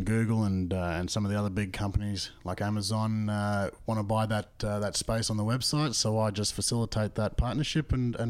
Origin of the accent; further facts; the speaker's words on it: Australia; now in Canada; trying to sell hockey to Canadians as an Australian